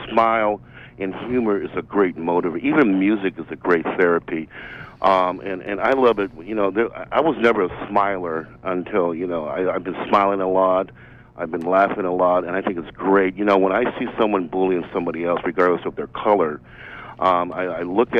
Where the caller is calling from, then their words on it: Bangor, Maine, United States; I'm calling from Bangor, so I'm glad that I got. I'm glad the radio station is on the air.